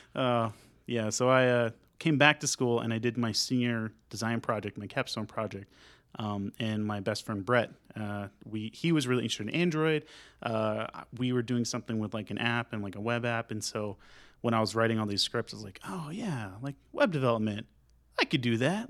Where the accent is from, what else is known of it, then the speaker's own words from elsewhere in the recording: Sanger, Texas, United States; also born or lived in San Leandro, California / Louisville; now in Denton, United States; we actually moved to Bolivar, and I grew up in Sanger